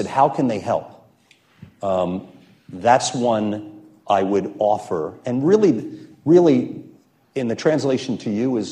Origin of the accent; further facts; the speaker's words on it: United States; also born or lived in New York; now in Chicago, United States; I'm from New Jersey and New York.